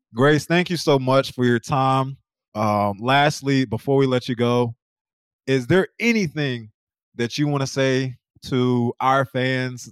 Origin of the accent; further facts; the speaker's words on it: North Carolina, United States; now in Oklahoma, United States; I'm from North Carolina.